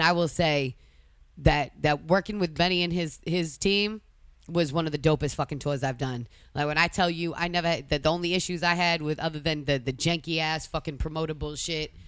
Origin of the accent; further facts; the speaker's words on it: Boston, Massachusetts, United States; moved away as an adult; now in Florida, United States; I'm from Boston